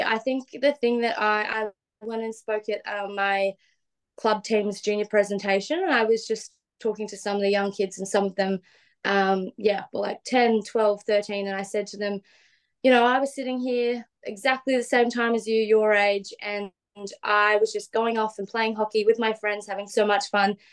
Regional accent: Gold Coast, Queensland, Australia; we grew up in the Gold Coast hinterland um, in a place called Binnaburra.

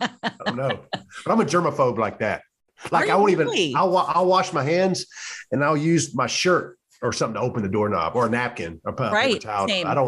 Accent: Louisiana, United States; I'm a redneck from Central Louisiana. Join the Navy.

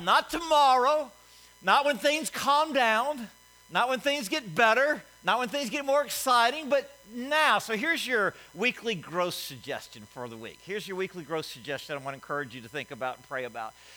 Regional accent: Alabama, United States; I'm from Alabama

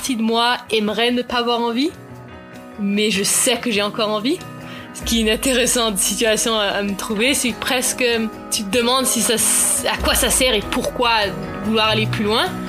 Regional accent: Nelson, British Columbia, Canada; also born or lived in Vancouver; J'ai grandi à Nelson, mais je suis repartie à Vancouver pour le patin originalement

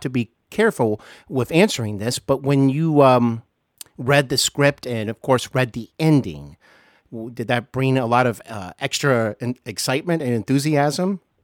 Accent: Ohio, United States; also born or lived in Los Angeles / North Carolina; here in my home state of Ohio

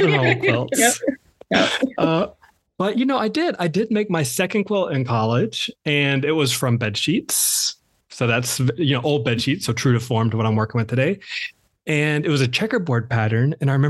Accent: the South, United States; I am from the South. I am my mother's oldest son, her number one

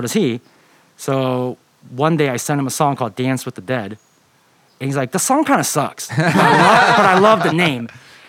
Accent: Irvine, California, United States; I'm from Irvine, California.

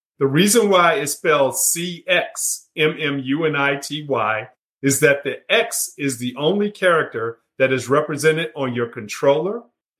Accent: Washington, District of Columbia, United States; moved away as an adult; also born or lived in Texas / Atlanta, Georgia; now in Charlotte, United States; So I grew up in Washington, D.C., attended Howard University undergrad, University of Texas for my MBA.

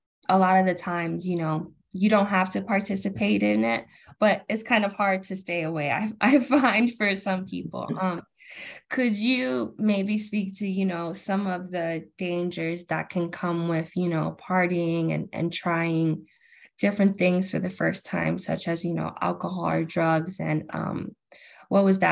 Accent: New York, United States; I'm from New York

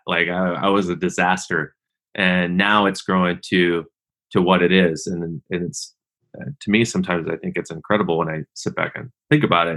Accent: Seattle, Washington, United States; I grew up in and around Seattle, Washington

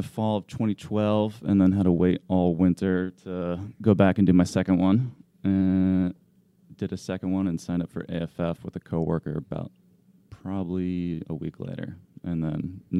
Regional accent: Southern Vermont, United States; So I'm from Vermont, Southern Vermont.

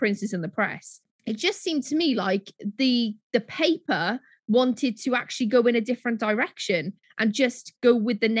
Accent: United Kingdom; the British public

